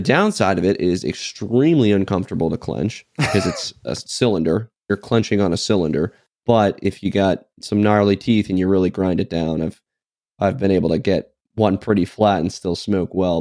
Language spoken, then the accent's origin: English; United States; as an American